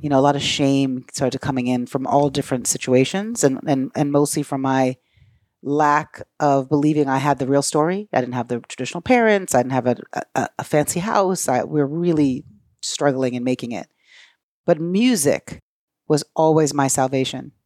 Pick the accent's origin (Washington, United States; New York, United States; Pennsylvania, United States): New York, United States; Brooklyn; I grew up in Brooklyn with my mom